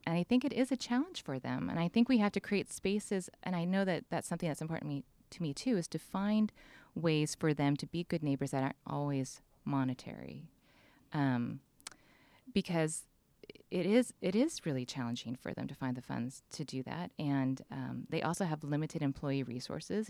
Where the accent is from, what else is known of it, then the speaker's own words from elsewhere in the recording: San Diego, California, United States; moved away as an adult; also born or lived in Orange County; now in San Luis Obispo, United States; I was raised primarily in San Diego and Orange County